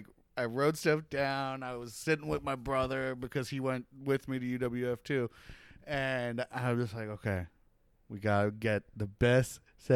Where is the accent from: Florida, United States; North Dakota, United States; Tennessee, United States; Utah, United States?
Florida, United States; Gulf Breeze; born or raised there; also born or lived in Brooklyn, New York